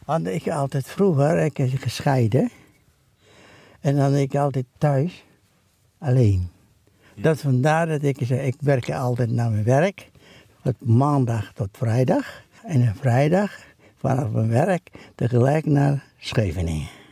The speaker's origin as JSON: {"language": "Dutch", "area": "Saparua", "region": "Maluku", "country": "Indonesia", "moved": "yes", "lives_now": "Ede, Netherlands", "said": "Dus van mij een klein eiland, ja. Saparua"}